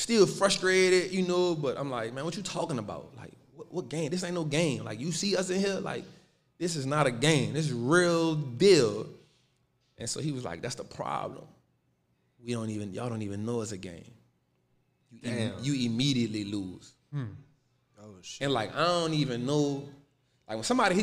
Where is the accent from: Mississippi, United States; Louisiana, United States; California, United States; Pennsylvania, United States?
Louisiana, United States; New Orleans; I'm from New Orleans, born and raised